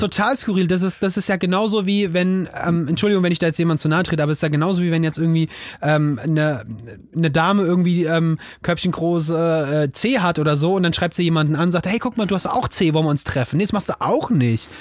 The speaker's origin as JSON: {"language": "German", "town": "Offenbach", "region": "Hesse", "country": "Germany", "said": "ich komme aus, ich komme aus Hessen, aus Offenbach."}